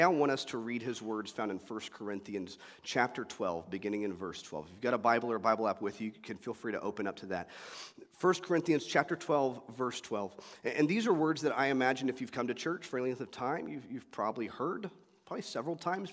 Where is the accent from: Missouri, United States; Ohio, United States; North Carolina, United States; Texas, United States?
Texas, United States; Euless; I grew up in Euless Bedford area, the mid-cities between Dallas and Fort Worth